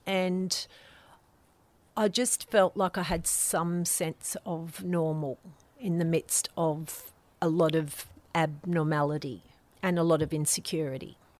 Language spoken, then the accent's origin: English; Lane Cove, New South Wales, Australia; I grew up in Lane Cove on River Road